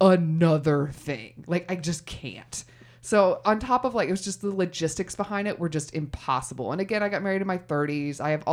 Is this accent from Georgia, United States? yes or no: no; Texas, United States; I'm from Texas. Never my family's from Texas